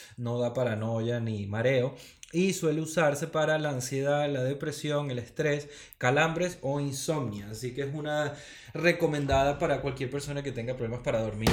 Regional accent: Venezuela; now in Spain; siendo venezolanos, ¿no? que los venezolanos siempre tenemos como ese espíritu

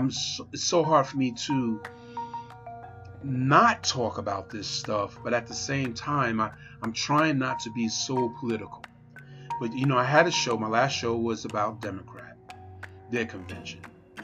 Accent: Pennsylvania, United States; And I mean, also here in Pennsylvania, I'm from Pennsylvania, a lot of people do it, mail-in ballots.

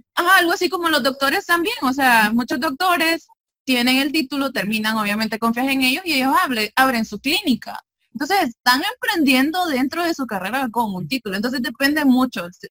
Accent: El Salvador; del Salvador

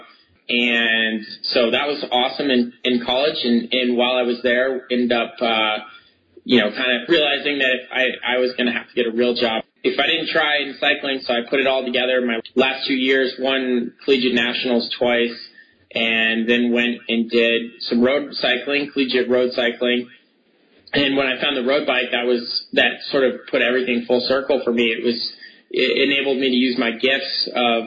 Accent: Connecticut, United States; I grew up in Connecticut

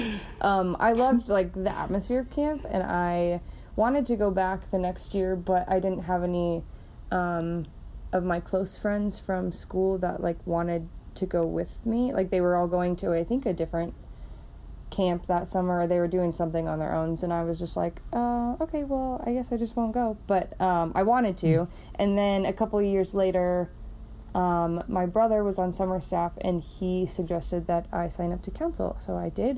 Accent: Urbandale, Iowa, United States; also born or lived in Dubuque; now in West Des Moines, United States; I grew up in Urbandale and then moved to West Des Moines after college.

